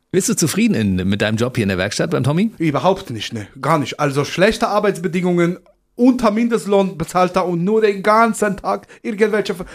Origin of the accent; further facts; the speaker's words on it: Poland; now in Germany; ich bin aufgewachsen in Polen mit China und Kia und Schweine.